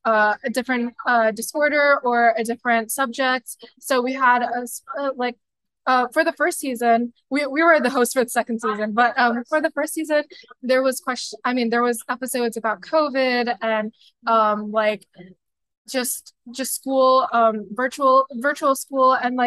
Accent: Baltimore, Maryland, United States; I'm from Baltimore, Maryland.

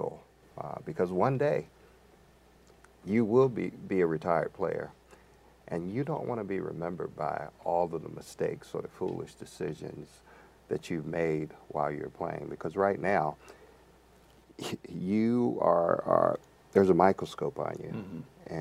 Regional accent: Virginia Beach, Virginia, United States; my hometown of Virginia Beach

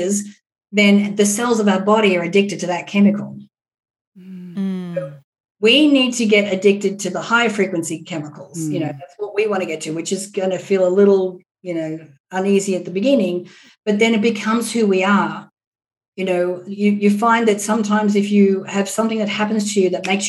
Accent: Australia; now in Los Angeles, United States; I'm Australian

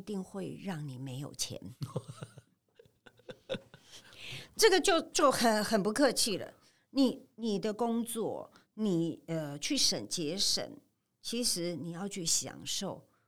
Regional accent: Taipei, Taiwan; moved away as an adult; now in Tainan, Taiwan; 我在台北出生嗯。长大嗯。六十多年

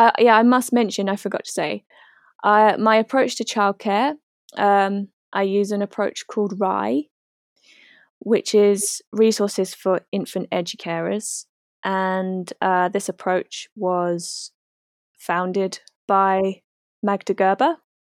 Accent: New Zealand; moved away as an adult; now in United Kingdom; about 4 years ago now, I moved from New Zealand to the UK to be with my boyfriend.

